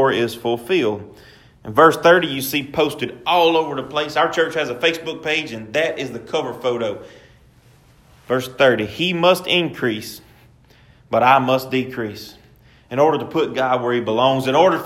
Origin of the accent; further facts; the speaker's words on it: Pine, Louisiana, United States; I'm from Pine, Louisiana. I absolutely love being from Pine, Louisiana.